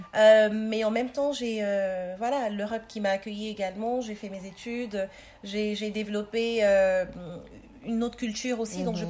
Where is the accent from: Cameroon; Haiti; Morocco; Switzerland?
Cameroon; moved away as an adult; also born or lived in Paris, France / Cape Town, South Africa; now in Mechelen, Belgium; je suis née, euh, au Cameroun. Je suis partie à mes dix-huit ans